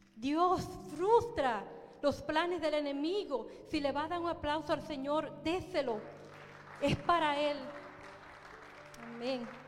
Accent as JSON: {"language": "Spanish", "town": "Baní", "region": "Peravia", "country": "Dominican Republic", "said": "en Baní, en la República Dominicana, un pueblecito llamado Baní, de donde yo soy"}